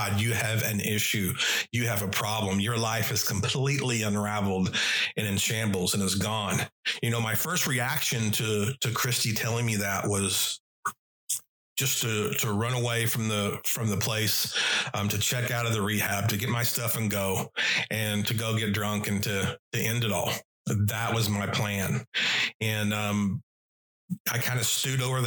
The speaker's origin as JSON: {"language": "English", "region": "Oklahoma", "country": "United States", "tie": "born or raised there", "said": "back in my hometown"}